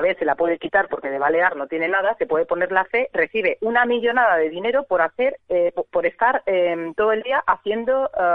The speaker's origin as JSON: {"language": "Spanish", "region": "Catalonia", "country": "Spain", "tie": "born or raised there", "moved": "yes", "lives_now": "Mallorca, Spain", "said": "como catalana de nacimiento mallorquina de adopción"}